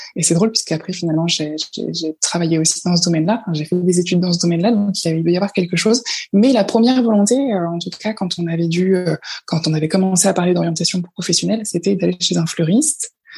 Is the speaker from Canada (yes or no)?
no; La Roche-Guyon, Île-de-France, France; also born or lived in Paris / Marseille; now in La Seyne-sur-Mer, France; je viens d'un tout petit village qui s'appelle La Roche-Guyon et qui est sur le bord de la Seine entre Paris et Rouen